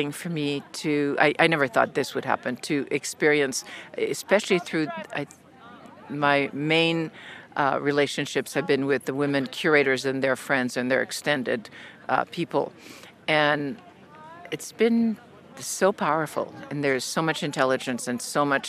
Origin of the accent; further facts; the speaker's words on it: Carthage, Tunisia; moved away; my childhood, growing up in North Africa and Tunisia and Carthage